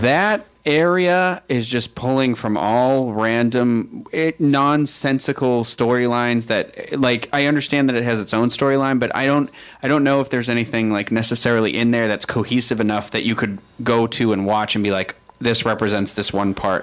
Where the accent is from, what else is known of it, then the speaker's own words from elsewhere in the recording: Massachusetts, United States; I'm from Massachusetts